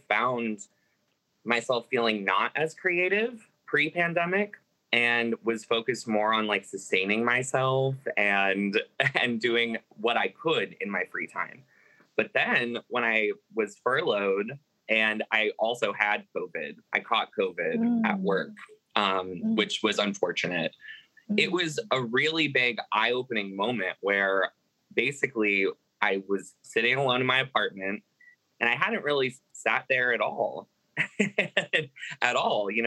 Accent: Tennessee, United States; now in Chicago, United States; I'm originally from Tennessee, but I now live in Chicago

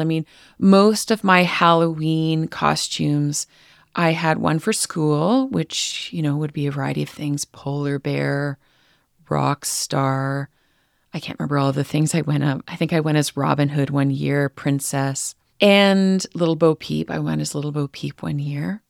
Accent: Northern Alberta, Canada; I grew up in Rocky Mountain Cree territory, which is known by colonizers as Northern Alberta

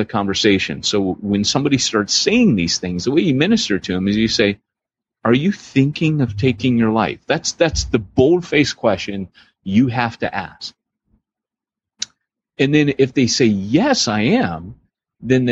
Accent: Southern California, United States; growing up in Southern California, we had a place near us called, Wild Rivers

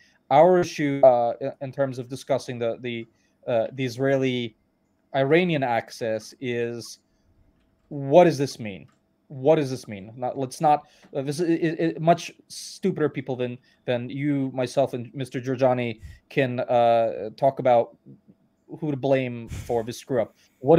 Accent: Tashkent, Uzbekistan; born there; Lev was born in Moscow. I was born in Tashkent.

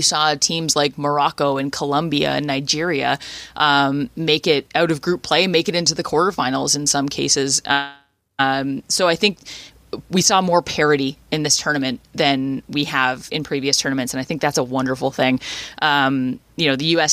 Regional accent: Canada; as a Canadian soccer fan

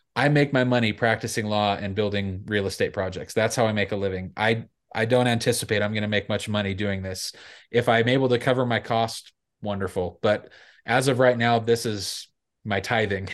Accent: Salt Lake City, Utah, United States; I grew up in downtown Salt Lake City

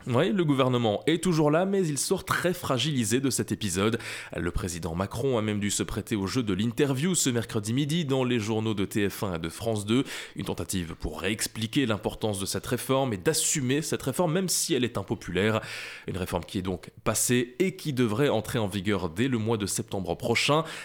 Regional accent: Belgium; Chez nous, en Belgique

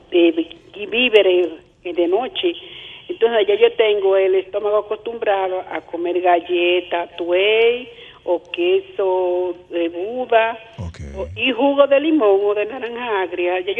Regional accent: Bonao, Monseñor Nouel, Dominican Republic; also born or lived in Villa Francisca, Santo Domingo; now in Santo Domingo, Dominican Republic; yo soy de Bonao, pero vivo aquí

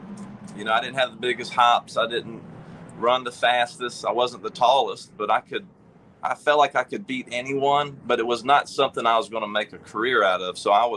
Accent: Denham Springs, Louisiana, United States; I grew up in Denham Springs, right outside of Baton Rouge

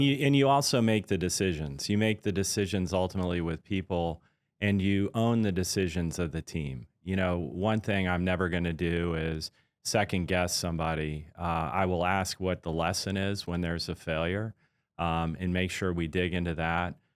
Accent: Washington, District of Columbia, United States; also born or lived in Pascagoula, Mississippi / Pearl Harbor, Hawaii; when I was about eight, we moved from there to the Washington, D C area where I basically went to high school, grew up, and, uh, had my first job

